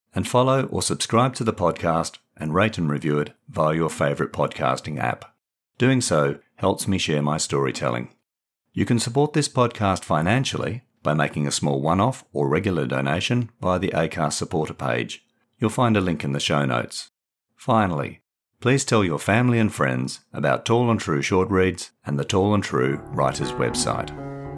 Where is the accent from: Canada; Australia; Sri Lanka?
Australia; Perth, Western Australia; moved away as an adult; also born or lived in England; I grew up in Perth in the nineteen sixties and seventies